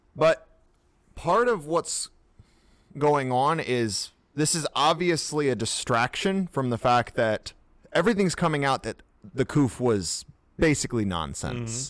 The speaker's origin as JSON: {"language": "English", "country": "United States", "said": "we are American"}